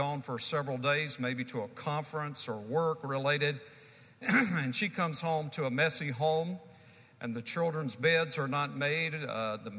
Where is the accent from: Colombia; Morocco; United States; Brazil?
United States; the Carolinas; I'm from the Carolinas, and we have an expression that the chips don't fall far from the stump